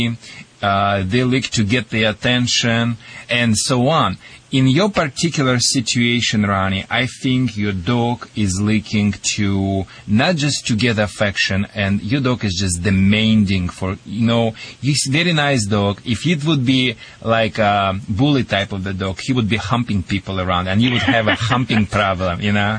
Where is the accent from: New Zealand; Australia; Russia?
Russia; accent: Russian; moved away; also born or lived in Michigan; my Russian accent